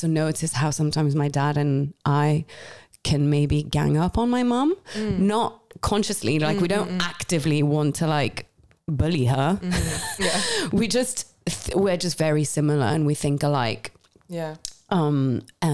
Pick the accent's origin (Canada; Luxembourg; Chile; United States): Luxembourg; moved away as an adult; also born or lived in Paris; now in London, United Kingdom; I'm also growing up in Luxembourg